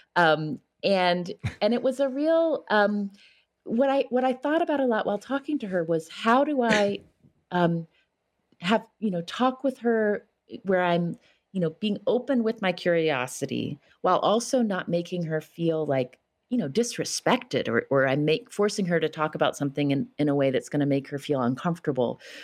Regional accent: West Virginia, United States; moved away; my home state of West Virginia

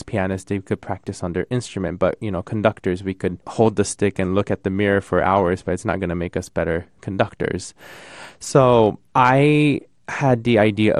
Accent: Tokyo, Japan; now in United States; I come from Tokyo. I was born and raised in Tokyo

